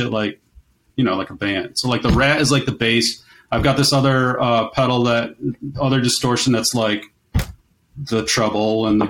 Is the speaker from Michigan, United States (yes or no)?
yes; Kalamazoo, Michigan, United States; I'm from Kalamazoo